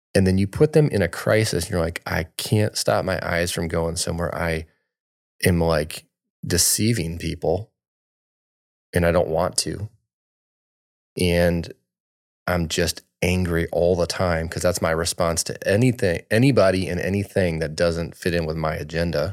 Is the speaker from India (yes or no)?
no; Michigan, United States; moved away as an adult; also born or lived in Florida; We grew up in Michigan, uh, our whole life